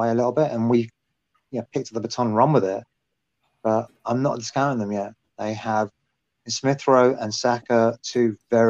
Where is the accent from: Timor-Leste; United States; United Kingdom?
United Kingdom; maybe because I'm British